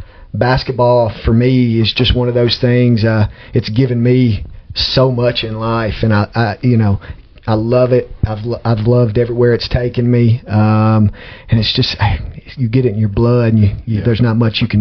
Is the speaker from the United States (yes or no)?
yes; Dickson County, Tennessee, United States; also born or lived in Georgia; born and raised in Dickson County. Went to Dickson Junior High. Went to Dickson County High School for 2 years. Then transferred over and finished up high school at Creekwood in 04.